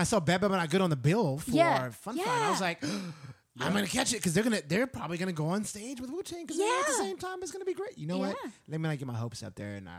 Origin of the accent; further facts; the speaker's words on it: Texas, United States; me being born and raised in Texas